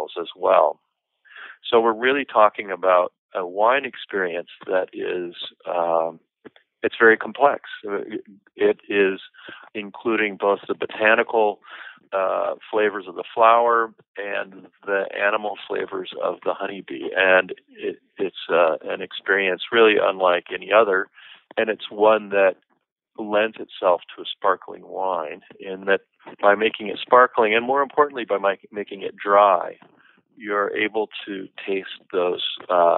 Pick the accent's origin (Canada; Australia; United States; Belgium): United States; Seattle, Washington; now in Northern California, United States; I'm actually originally from Seattle, and I'm used to a month or so of rain without stopping, but since moving down to California